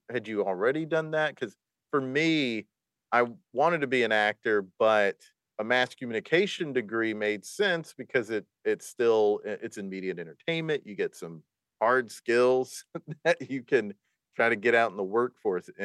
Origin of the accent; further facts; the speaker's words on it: the Carolinas, United States; also born or lived in Raleigh, North Carolina; I'm from the Carolinas. I lived in Raleigh in the 80s and then South Carolina from 1990 on.